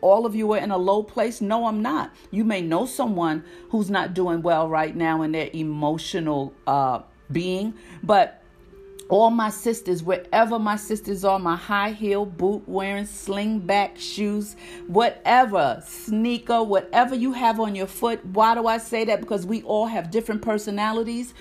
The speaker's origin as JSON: {"language": "English", "town": "New York City", "region": "New York", "country": "United States", "tie": "born or raised there", "moved": "as an adult", "lives_now": "North Carolina, United States", "said": "born and raised in Harlem, New York"}